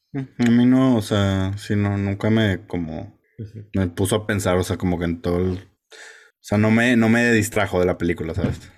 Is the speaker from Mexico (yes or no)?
yes; Mexico